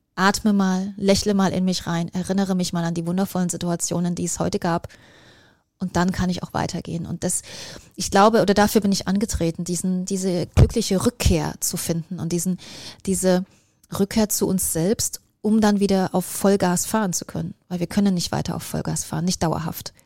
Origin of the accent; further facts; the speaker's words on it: East Germany, Germany; Ich bin ähm, in Ostdeutschland groß geworden und da war die Welt eine ganz andere